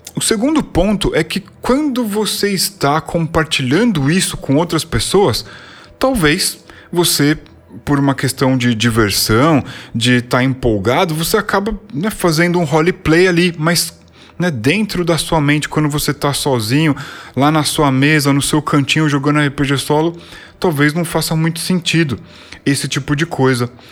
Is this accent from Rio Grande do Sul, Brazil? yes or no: no; São Paulo, Brazil; born or raised there